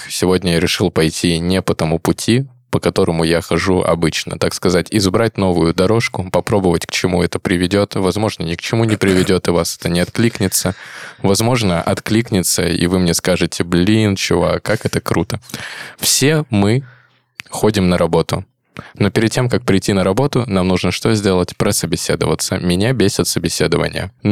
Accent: Vladivostok, Primorsky Krai, Russia; Это примерно как я из Владивостока в Кеды устраивался.

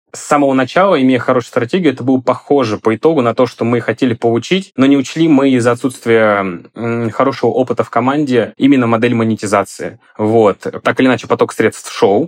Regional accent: Volgograd Oblast, Russia; moved away as an adult; also born or lived in Moscow; Я родом из Волгограда, именно из области

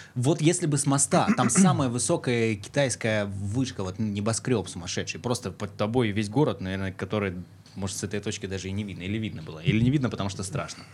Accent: Far East, Russian Far East, Russia; now in Krasnodar, Russia; я с Дальнего Востока, это же ну, такое, такое место, где люди говорят инако.

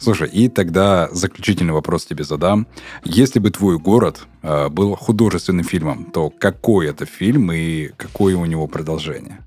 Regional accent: Urals, Russia; also born or lived in the North; на Урале э, тоже э, у нас у, уральское казачество есть

